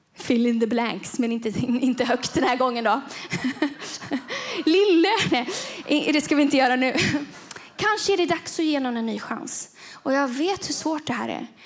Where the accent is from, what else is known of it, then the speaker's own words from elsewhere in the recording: Gothenburg, Västra Götaland, Sweden; moved away; Göteborg. Det är där jag kommer ifrån.